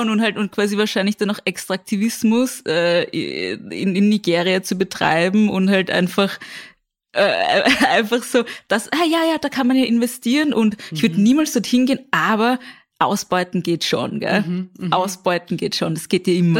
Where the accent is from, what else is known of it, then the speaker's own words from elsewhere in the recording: Vienna, Austria; ich komme aus dem 17. Bezirk